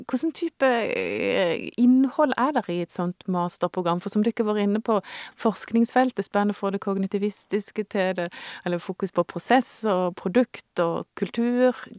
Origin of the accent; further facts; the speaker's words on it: Indre Agder, Norway; jeg vokste opp i Indre Agder på 80-tallet